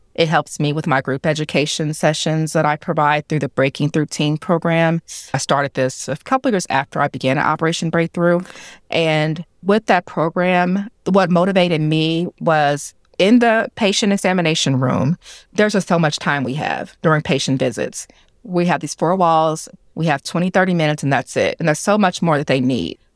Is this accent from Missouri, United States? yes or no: yes; Kansas City, Missouri, United States; I'm right here from Kansas City. I graduated from Ruskin High School